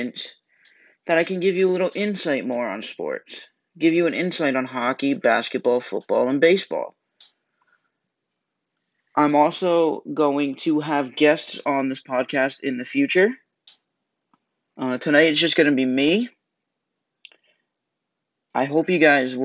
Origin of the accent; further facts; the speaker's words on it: Warren, Rhode Island, United States; I am from Warren, Rhode Island. I am a senior in high school.